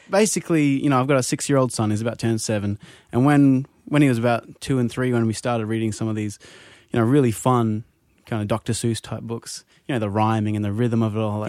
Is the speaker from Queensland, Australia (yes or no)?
yes; Brisbane, Queensland, Australia; also born or lived in Lake Tahoe; now in San Diego, United States; Originally from Brisbane, Australia